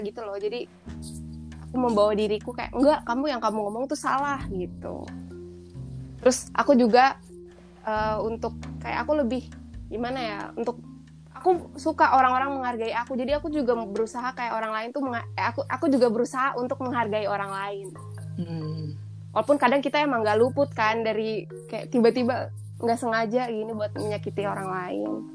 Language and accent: Indonesian; Manokwari, West Papua, Indonesia; moved away as an adult; aku orang Papua aku pun jarang ke berbagai destinasi wisata di Papua soalnya juga udah lima tahun terakhir ini kan aku merantau